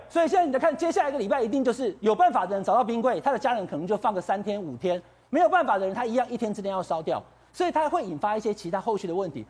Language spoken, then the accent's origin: Chinese; Taiwan; 我们台湾人